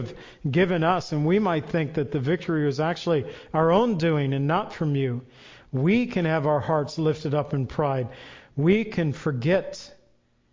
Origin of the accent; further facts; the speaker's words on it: United States; we're from the United States